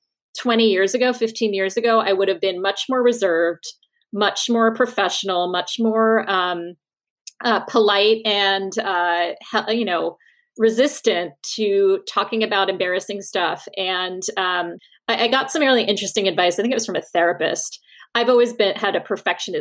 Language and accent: English; Norwalk, Connecticut, United States; also born or lived in Australia; I was in my bedroom in Norwalk, Connecticut